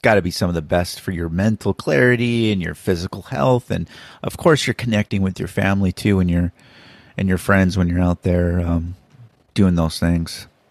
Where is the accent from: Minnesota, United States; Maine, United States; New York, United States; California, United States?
Minnesota, United States; I was born in Minnesota